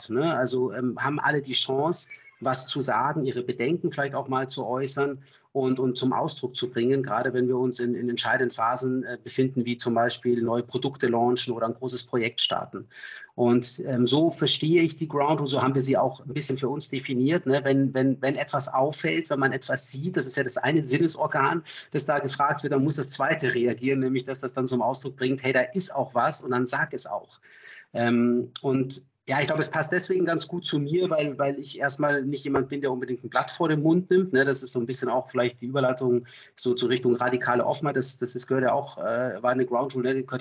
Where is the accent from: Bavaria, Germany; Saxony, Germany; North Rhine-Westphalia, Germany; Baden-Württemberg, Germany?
Bavaria, Germany; Munich; Ich komme auch aus, ursprünglich aus München